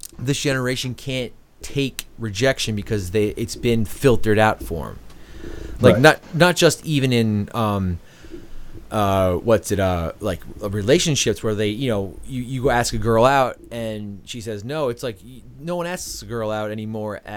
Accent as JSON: {"language": "English", "town": "Melville", "region": "New York", "country": "United States", "tie": "born or raised there", "also_born_or_lived": "Ronkonkoma, New York", "said": "we grew up in Melville"}